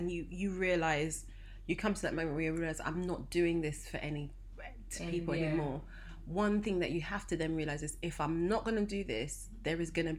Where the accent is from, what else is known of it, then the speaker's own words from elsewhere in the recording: Nigeria; Especially as a Nigerian eldest child.